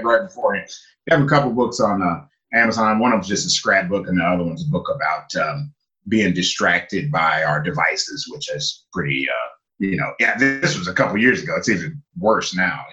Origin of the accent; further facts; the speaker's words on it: Louisville, Kentucky, United States; moved away as an adult; also born or lived in Japan / China; I was born and raised in Louisville, Kentucky.